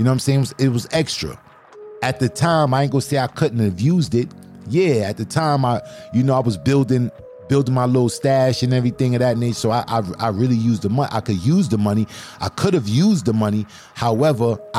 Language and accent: English; New York City, New York, United States; I'm from Brooklyn